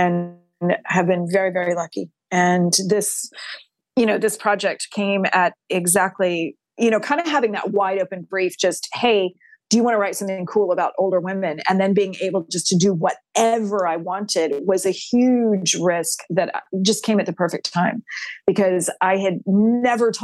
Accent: Texas, United States; I'm a sixth generation Texan on my mom's side.

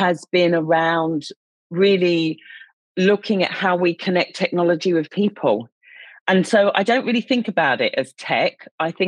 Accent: United Kingdom; moved away as an adult; now in Australia; I'm obviously a Brit living in Australia

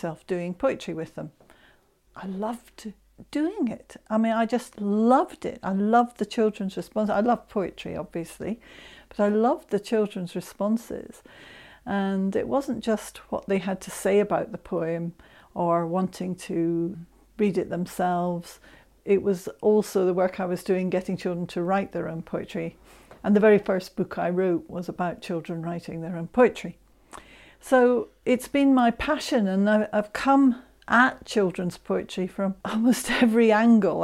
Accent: Scotland, United Kingdom; I'm Scot and I love my Scottish poetry as well

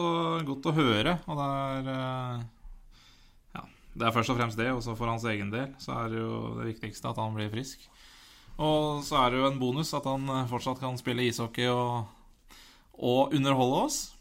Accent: Elverum, Innlandet, Norway; vi er fra Elverum

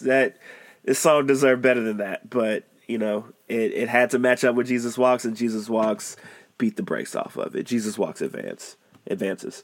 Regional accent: Chicago, Illinois, United States; I'm from Chicago

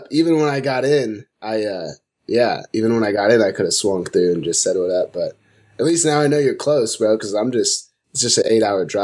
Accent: Amarillo, Texas, United States; now in Fort Collins, United States; I grew up in Amarillo, Texas

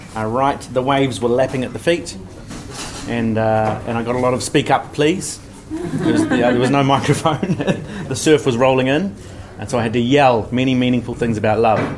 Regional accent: Hastings, Hawke's Bay, New Zealand; now in Auckland, New Zealand; I live in Auckland. I'm from the Hawke's Bay, from Hastings.

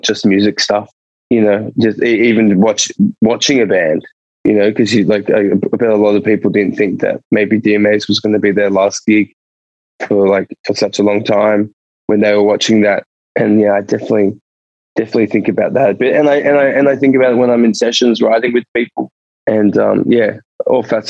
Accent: Sydney, New South Wales, Australia; moved away as an adult; also born or lived in Edinburgh; now in Melbourne, Australia; I've always lived in Sydney

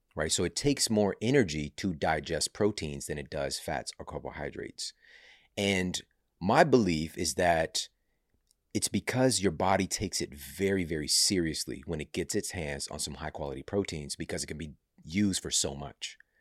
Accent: St. Louis, Missouri, United States; Saint Louis University, which is, you know, my hometown

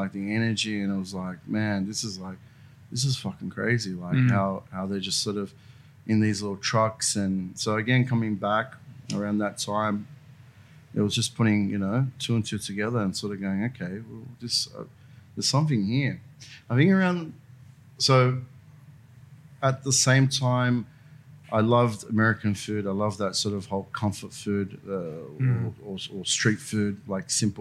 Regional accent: Sydney, New South Wales, Australia; I'm from like from Burwood. So the train line between Strathfield and Ashill. So that's the area that I grew up

